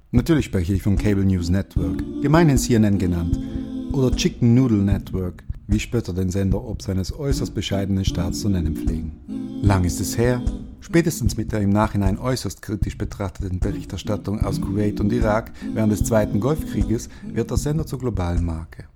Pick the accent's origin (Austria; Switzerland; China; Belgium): Switzerland; Basel, Basel-Stadt; in meiner Heimatstadt Basel